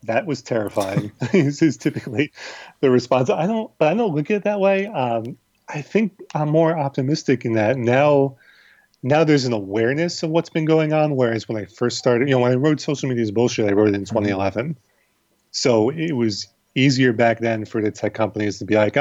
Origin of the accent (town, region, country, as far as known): United States